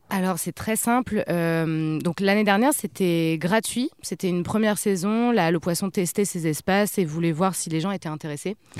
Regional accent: Le Havre, Normandy, France; also born or lived in Paris; je disais que je venais du Havre

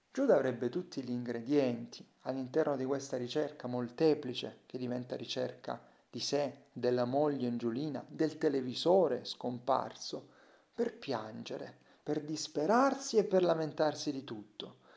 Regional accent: Salento, Apulia, Italy; accent: Salentino; Io non ho scritto solo nel mio dialetto, il salentino.

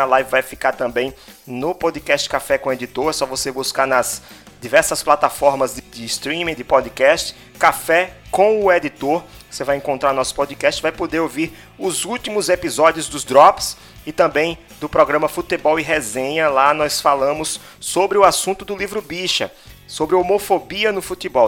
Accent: Natal, Rio Grande do Norte, Brazil; Nós somos de Natal, Rio Grande do Norte

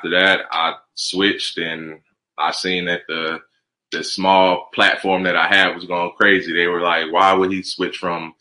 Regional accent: Columbus, Georgia, United States; also born or lived in New Jersey; I'm from Georgia, so that the country is normal to me

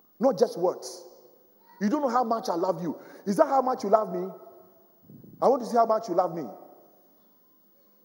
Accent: Ghana; now in London, United Kingdom; I went to Ghana, my home country, my original home country.

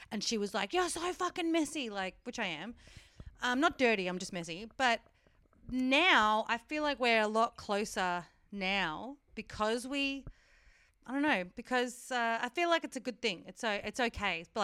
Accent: Werribee, Victoria, Australia; I'm Werribee.

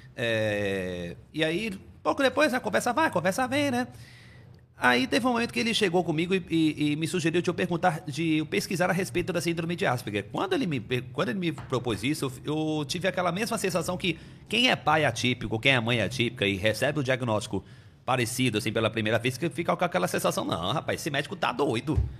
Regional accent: Salvador, Bahia, Brazil; first language Portuguese; moved away; also born or lived in Amazonas; acabei sendo registrado como nascido em Salvador, na Bahia né? Onde eu passei boa parte da minha infância, né? E da adolescência também.

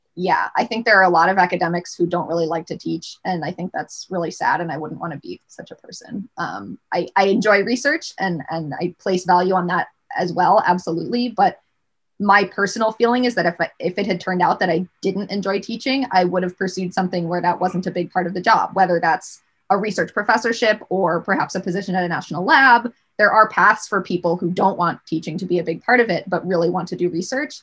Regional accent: Rochester, New York, United States; I grew up in Rochester, New York

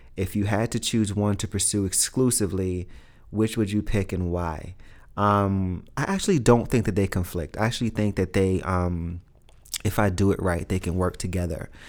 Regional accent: New York City, New York, United States; growing up in Brooklyn, growing up in Red Hook in the hood

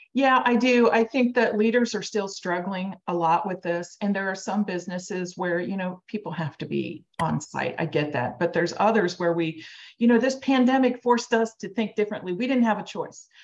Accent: Cincinnati, Ohio, United States; I'm from Cincinnati, Ohio.

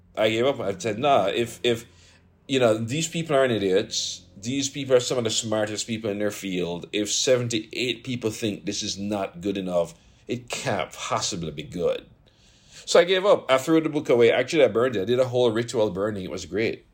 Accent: Jamaica; moved away as an adult; I come from Jamaica

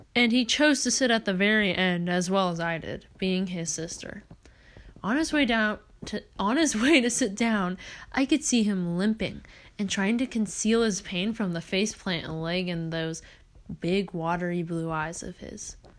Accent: Oregon, United States; I'm from Oregon

